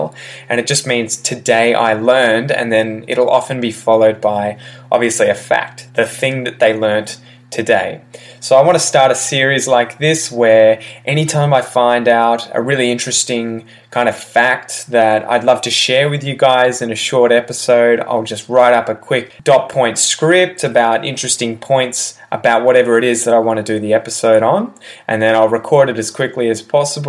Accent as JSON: {"language": "English", "town": "Melbourne", "region": "Victoria", "country": "Australia", "tie": "born or raised there", "said": "this actually happened in my hometown."}